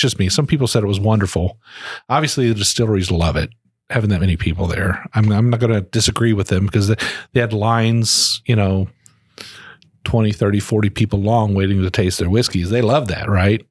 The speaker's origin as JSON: {"language": "English", "region": "Ohio", "country": "United States", "moved": "yes", "lives_now": "Frankfort, United States", "said": "I'm originally from Ohio"}